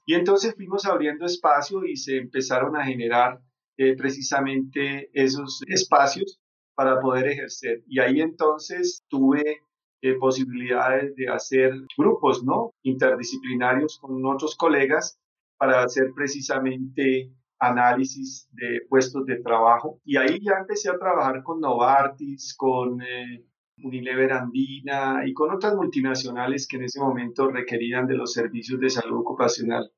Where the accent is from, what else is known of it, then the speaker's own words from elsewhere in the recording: Colombia; moved away as an adult; now in Quito, Ecuador; yo soy colombiano residente en Quito, Ecuador, hace 20 años.